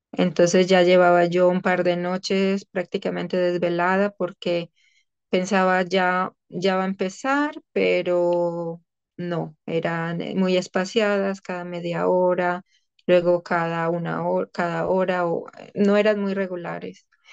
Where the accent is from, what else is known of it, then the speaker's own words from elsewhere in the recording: Colombia; moved away as an adult; also born or lived in Amsterdam, Netherlands / Cologne, Germany; now in The Hague, Netherlands; soy colombiana y llevo ya 14 años en Europa